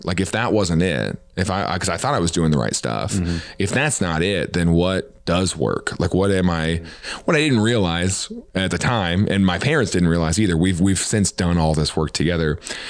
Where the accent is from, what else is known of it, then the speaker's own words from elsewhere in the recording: the Bible Belt, United States; but I also felt like I grew up in the Bible Belt.